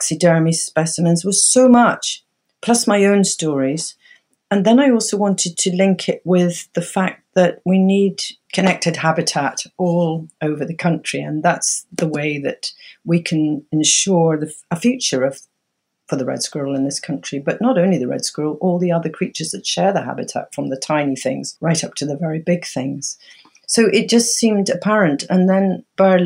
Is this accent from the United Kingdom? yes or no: yes; Scotland, United Kingdom; also born or lived in Dunkeld; growing up in Ardnamurchan